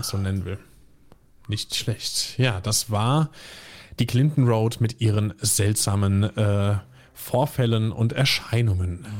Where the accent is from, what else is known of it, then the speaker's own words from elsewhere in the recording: near Limburg, Hesse, Germany; moved away; ich bin ja nicht direkt aus Limburg, sondern aus einem Kaff irgendwie 1000 Einwohner noch mal eine Viertelstunde entfernt